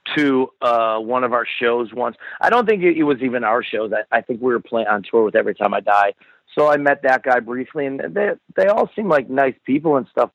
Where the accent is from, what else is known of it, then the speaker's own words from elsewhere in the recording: Buffalo, New York, United States; I grew up in Buffalo